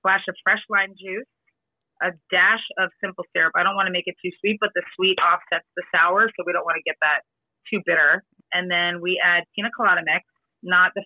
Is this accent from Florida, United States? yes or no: yes; Fort Lauderdale, Florida, United States; I am from Fort Lauderdale, Florida